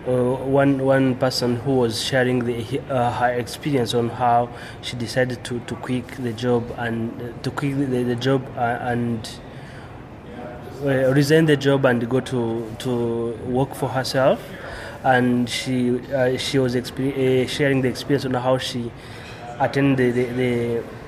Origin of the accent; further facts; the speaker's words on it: Rwanda; I'm coming from Rwanda, and it's in the middle of Africa. We are starting the Drupal community in Rwanda